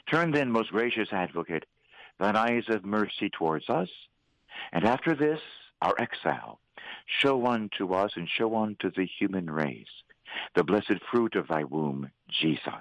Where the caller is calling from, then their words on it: Philadelphia, Pennsylvania, United States; I'm actually speaking from Philadelphia.